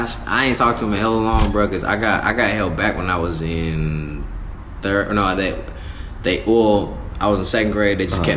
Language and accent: English; Antelope, California, United States; I'm from Antelope